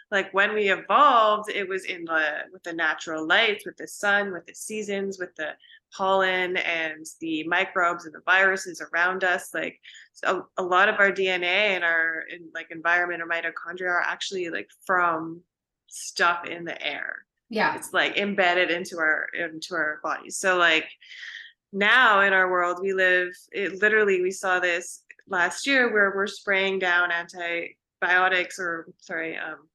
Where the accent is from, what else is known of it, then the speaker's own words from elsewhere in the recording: Pacific Northwest, United States; So growing up in the Pacific Northwest, like I've always been a nature girl.